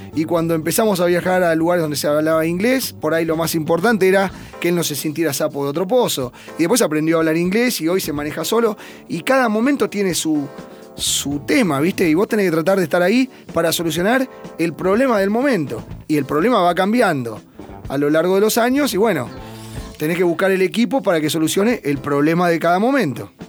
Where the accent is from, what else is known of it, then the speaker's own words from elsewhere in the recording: Buenos Aires, Argentina; en mi club, yo soy de Belgrano Athletic desde que nací